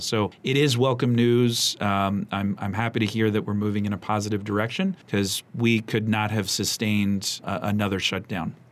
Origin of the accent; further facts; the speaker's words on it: Montgomery County, Maryland, United States; growing up here was such a special place